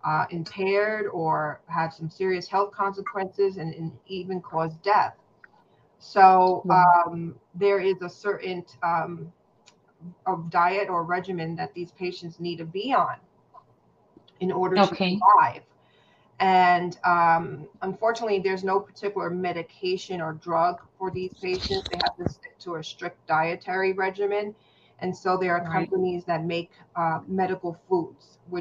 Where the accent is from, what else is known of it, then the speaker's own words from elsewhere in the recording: New York City, New York, United States; moved away as an adult; now in New Jersey, United States; I am originally from the Bronx